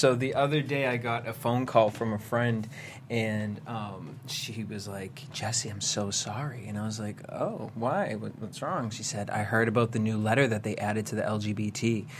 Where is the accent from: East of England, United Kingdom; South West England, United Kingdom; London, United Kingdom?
London, United Kingdom; That's what he said. I'm from London. She was meeting the Queen.